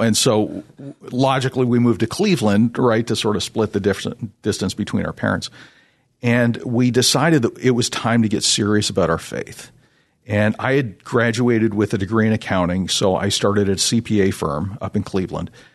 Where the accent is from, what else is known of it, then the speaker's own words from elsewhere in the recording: Toronto, Ontario, Canada; I'm originally from the Toronto, Canada area.